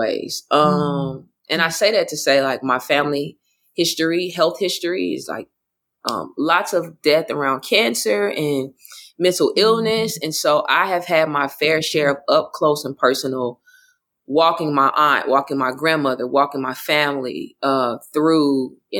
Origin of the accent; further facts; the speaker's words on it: Oklahoma, United States; moved away; also born or lived in Florida; I grew up in a Baptist church, but I'm also from Oklahoma.